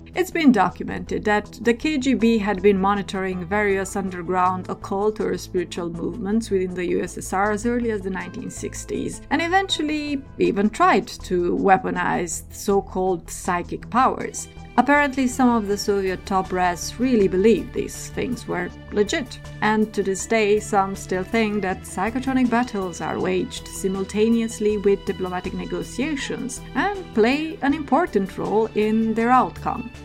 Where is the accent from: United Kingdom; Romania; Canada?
Romania; growing up in Romania in the 90s